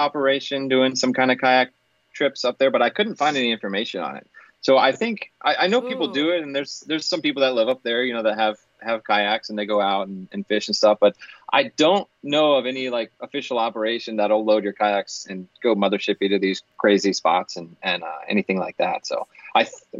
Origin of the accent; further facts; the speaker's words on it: Florida, United States; growing up and having so many years fishing in Florida